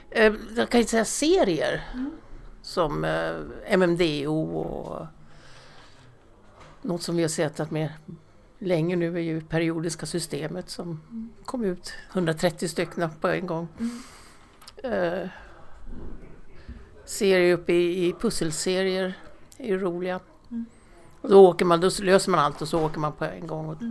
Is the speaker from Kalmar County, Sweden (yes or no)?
no; Märsta, Stockholm County, Sweden